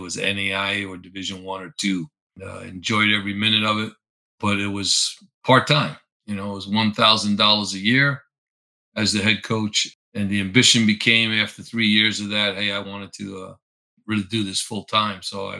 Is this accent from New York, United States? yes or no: yes; Long Island, New York, United States; moved away as an adult; also born or lived in Bronx, New York / Oneonta, New York / California; I was born and raised in the Bronx in New York. My parents moved out to Long Island. Actually, our mailing address was North Bay Shore, but I am thankful to God that I went to the Brentwood School Districts instead of Bay Shore